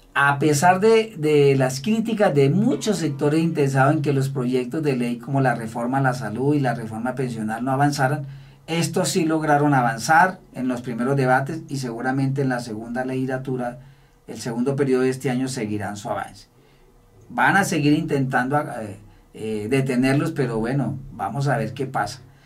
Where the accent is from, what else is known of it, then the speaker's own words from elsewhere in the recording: Colombia; quienes somos los colombianos